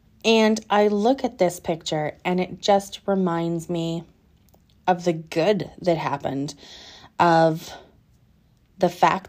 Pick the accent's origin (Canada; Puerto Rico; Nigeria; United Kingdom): United Kingdom; England; I'm probably going to butcher it because I'm so English it hurts